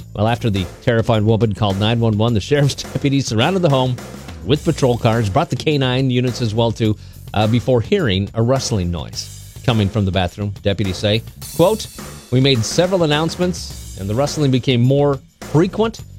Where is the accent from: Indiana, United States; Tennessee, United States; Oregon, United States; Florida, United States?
Oregon, United States; moved away; my home state. Yeah, Oregon